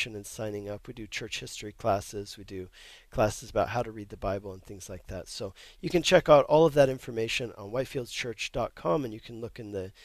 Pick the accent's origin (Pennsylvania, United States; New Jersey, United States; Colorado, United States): Colorado, United States; Denver; now in Longmont, United States; I grew up in Denver, Colorado, but now I live in Longmont, Colorado.